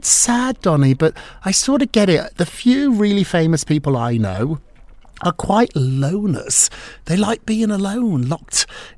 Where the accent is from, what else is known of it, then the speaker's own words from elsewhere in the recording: United Kingdom; I'm from Scotland. I'm from England.